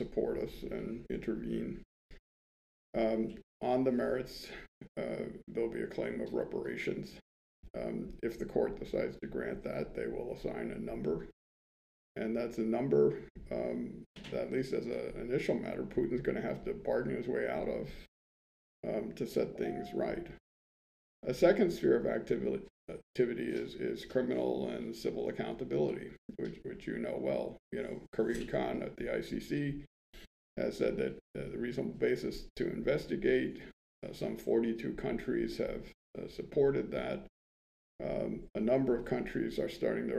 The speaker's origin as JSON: {"language": "English", "country": "United States", "said": "I'm an American."}